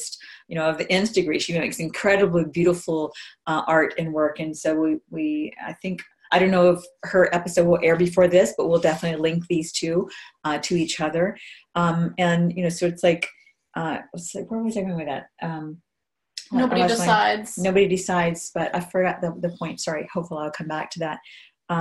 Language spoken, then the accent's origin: English; Hawaii, United States; moved away; I grew up in Hawaii